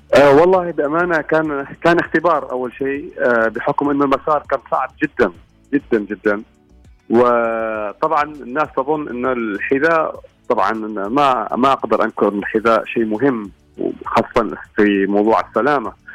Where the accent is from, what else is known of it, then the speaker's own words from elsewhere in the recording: Oman; هنا عندنا في عمان